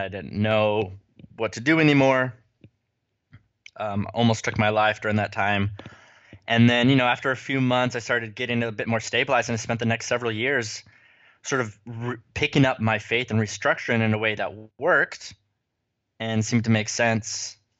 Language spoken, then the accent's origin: English; United States; moved away; also born or lived in California / Utah; I am a child of the West, grew up in California and Utah